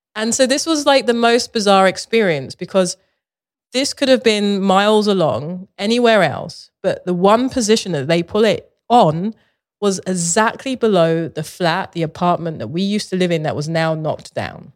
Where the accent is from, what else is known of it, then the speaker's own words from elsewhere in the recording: London, United Kingdom; moved away; I grew up in Southeast London